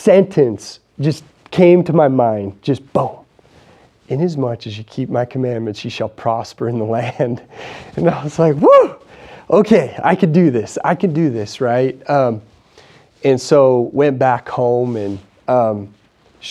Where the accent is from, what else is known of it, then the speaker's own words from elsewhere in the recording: Idaho, United States; I'm just a small town Idaho guy